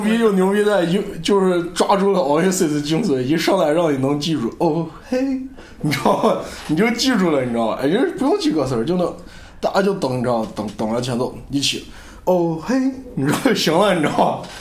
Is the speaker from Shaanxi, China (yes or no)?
yes; Xi'an, Shaanxi, China; moved away as an adult; also born or lived in United Kingdom; 我现在毕业了，回家了，已经回不去英国，所以本期节目我在我的老家西安录制，